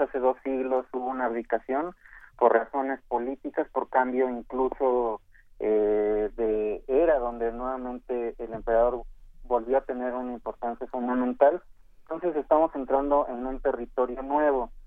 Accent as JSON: {"language": "Spanish", "country": "Mexico", "said": "nosotros como mexicanos"}